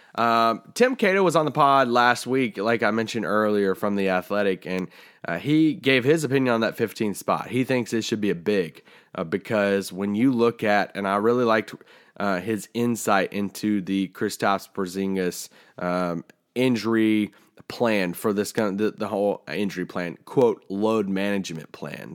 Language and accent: English; near Bowling Green, Kentucky, United States; moved away; Bowling Green, Kentucky, uh, which is, um, pretty close to my hometown